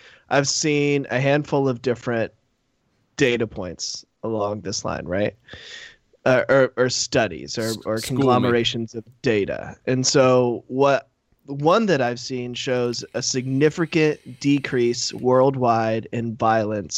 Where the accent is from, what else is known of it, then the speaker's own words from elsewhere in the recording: Charleston, South Carolina, United States; I grew up in Charleston. I grew up in the South